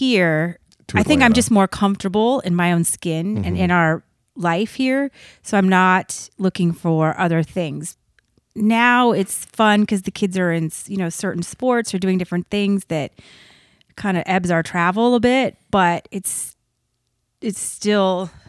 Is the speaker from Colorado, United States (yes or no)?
yes; Colorado, United States; also born or lived in Texas / California / Scottsdale, Arizona; I was born in Texas. I grew up in Colorado. And then I spent a year in California. And then we moved to Arizona.